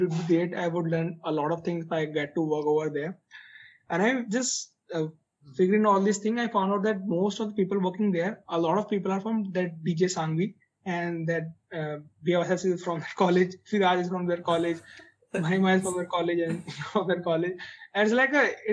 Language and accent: English; Muzaffarnagar, Uttar Pradesh, India; also born or lived in Chandigarh; I'm actually from Muzaffarnagar.